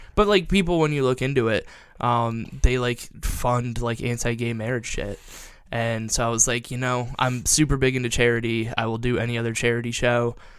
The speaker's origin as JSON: {"language": "English", "town": "Perrysburg", "region": "Ohio", "country": "United States", "tie": "born or raised there", "said": "I'm from Perrysburg, which, like, there were, like, three black people I graduated high school"}